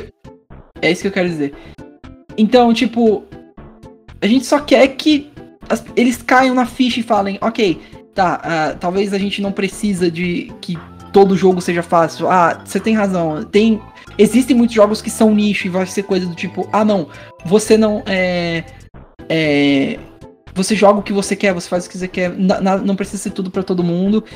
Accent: Brazil; nós brasileiros

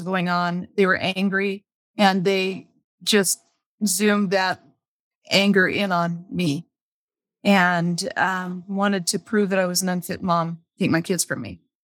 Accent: Las Vegas, Nevada, United States; I was raised in Las Vegas, actually on the way outskirts of Las Vegas

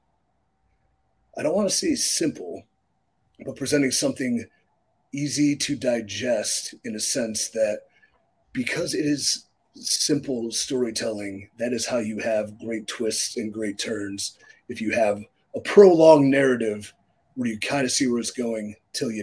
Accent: Cleveland, Ohio, United States; my hometown of Cleveland, Ohio

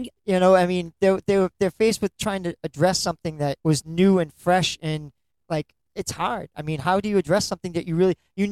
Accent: Lynn, Massachusetts, United States; I grew up in Lynn, Massachusetts

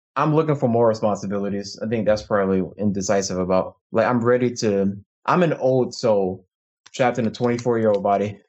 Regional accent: Chesapeake, Virginia, United States; now in Issaquah, United States; I'm from Virginia, Chesapeake, Virginia, known as the seven five seven, but I currently live in Issaquah, Washington.

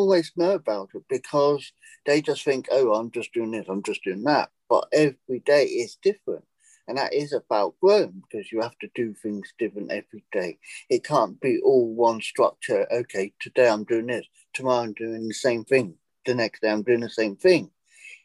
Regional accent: England, United Kingdom; moved away as an adult; now in United States; I'm British, living in America. Now, I seized the day. I decided to take the jump and leave England

